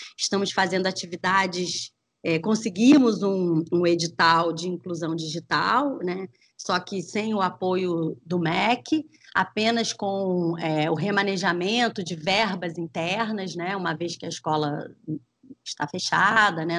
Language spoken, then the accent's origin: Portuguese; Brazil; matrizes que nos compõem, né, enquanto brasileiros e brasileiras